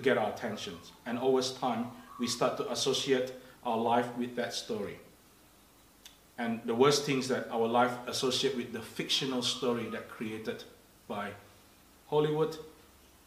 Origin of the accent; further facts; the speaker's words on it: Indonesia; English is a second language; moved away; I grew up in Indonesia